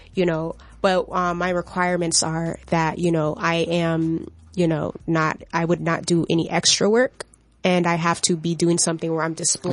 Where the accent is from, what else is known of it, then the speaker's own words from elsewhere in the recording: Florida, United States; I'm from Florida